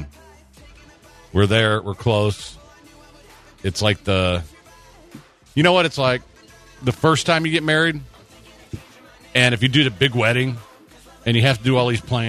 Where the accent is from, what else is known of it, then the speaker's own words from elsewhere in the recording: Texas, United States; I'm from Texas. We have a creek.